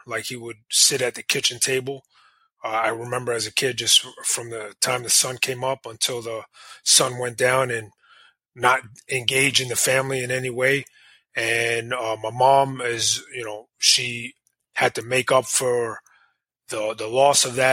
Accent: New York City, New York, United States; growing up in the 80s, you know, it wasn't like that, especially in New York. You know, I didn't grow up in the worst of areas, but it was a tough area

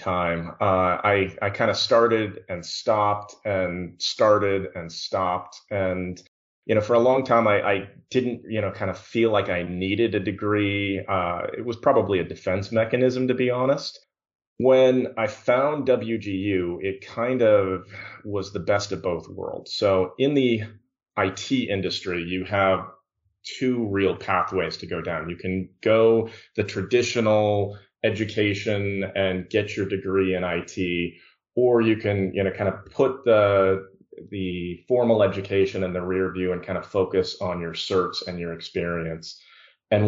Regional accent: Bountiful, Utah, United States; moved away as an adult; now in Tucson, United States; I'm born and raised in Bountiful, Utah, so really close to you guys.

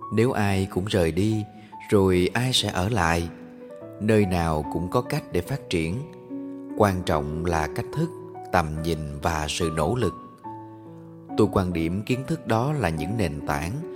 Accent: Can Tho, Vietnam; also born or lived in Ho Chi Minh City; tôi quay lại cần thơ làm việc

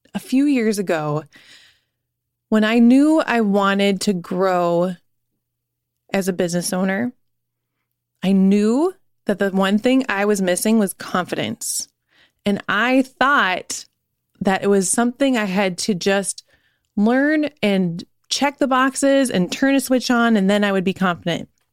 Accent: Minneapolis, Minnesota, United States; We're from Minneapolis.

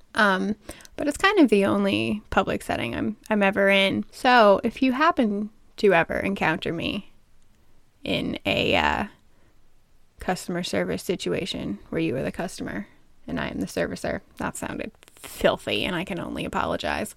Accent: United States; I am American

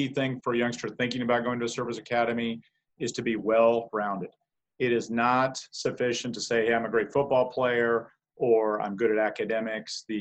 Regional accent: Casper, Wyoming, United States; I grew up in Casper, Wyoming

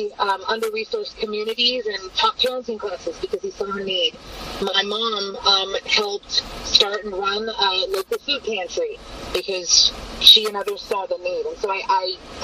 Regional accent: McArthur, California, United States; moved away as an adult; also born or lived in Rio Grande Valley, Texas; now in Permian Basin, United States; I grew up in MacArthur, California.

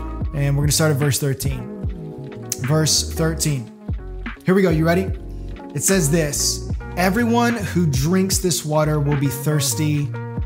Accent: Florida, United States; growing up in Florida

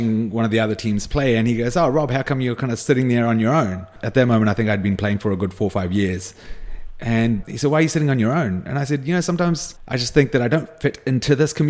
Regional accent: New Zealand; I identified with being a Kiwi kid. Majority of my friends were Kiwi

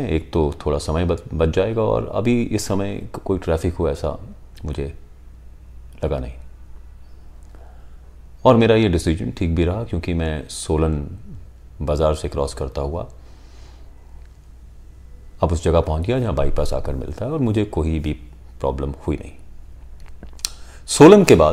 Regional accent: Shimla, Himachal Pradesh, India; पर जब आप शिमला में हैं और जिस शहर में आप पले बड़े

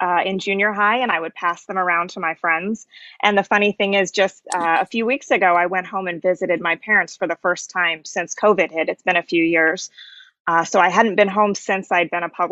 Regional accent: Indiana, United States; moved away as an adult; I'm from Indiana.

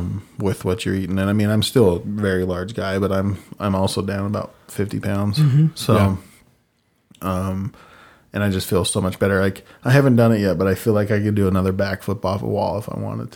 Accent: Utah, United States; It's because, you know, we come from Cache Valley.

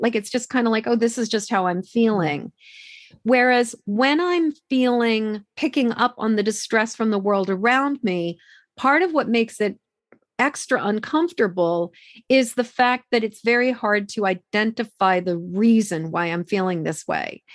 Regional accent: Massachusetts, United States; I grew up in Massachusetts

